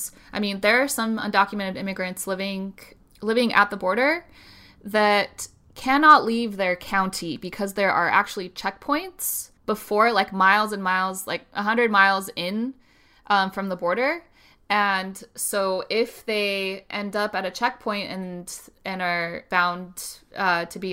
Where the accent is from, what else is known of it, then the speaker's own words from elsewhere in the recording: Utah, United States; also born or lived in Spain; I grew up in Utah and I'm white.